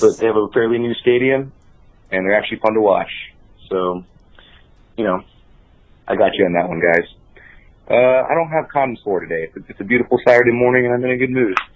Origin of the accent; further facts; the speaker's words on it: El Paso, Texas, United States; I was born and raised in El Paso, so I'm kind of a yo fool